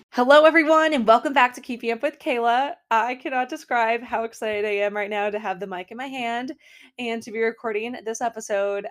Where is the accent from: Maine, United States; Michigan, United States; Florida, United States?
Maine, United States; Portland; also born or lived in Brookline, Massachusetts; now in Boston, United States; I grew up in Portland, Maine